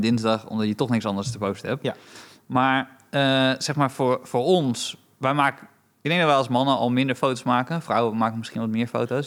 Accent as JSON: {"language": "Dutch", "country": "Romania", "moved": "yes", "lives_now": "Netherlands", "said": "ik ben Roemeens"}